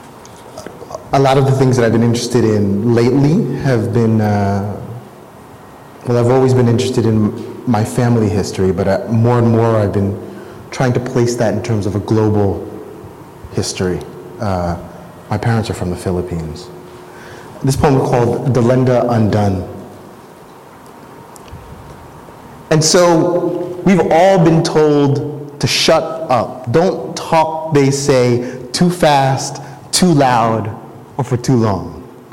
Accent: New Jersey, United States; I was born and raised in New Jersey.

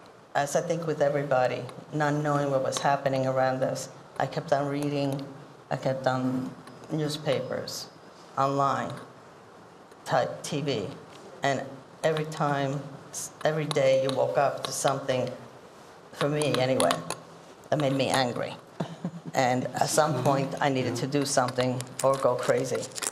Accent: Italy; now in New York, United States; in Italy, I'm from Italy.

